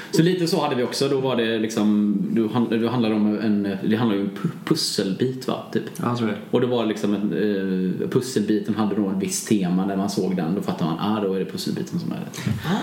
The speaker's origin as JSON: {"language": "Swedish", "town": "Bua", "region": "Halland County", "country": "Sweden", "said": "Bua där jag är ifrån. Det är ju eh, en liten ort utanför Varberg"}